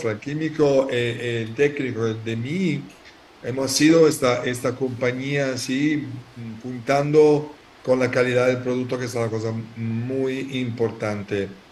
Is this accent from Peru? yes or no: no; Italy; Spanish is a second language; yo soy italiano